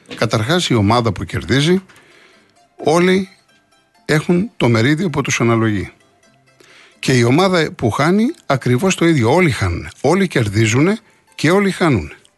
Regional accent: Greece; Αυτό μας χαρακτηρίζει ως Έλληνες

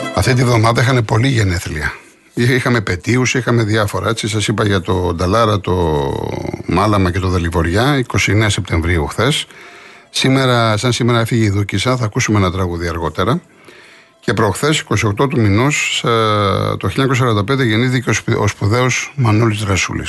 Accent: Greece; Αυτό μας χαρακτηρίζει ως Έλληνες

